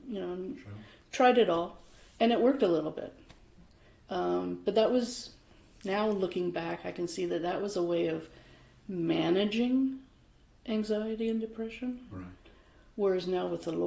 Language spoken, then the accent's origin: English; Vancouver, British Columbia, Canada; I was born in Vancouver